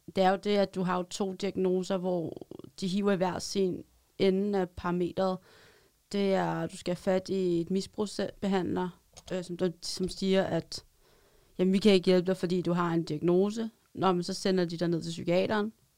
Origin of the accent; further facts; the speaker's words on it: Roskilde, Zealand, Denmark; Jeg er sælger for Hus og kommer fra Roskilde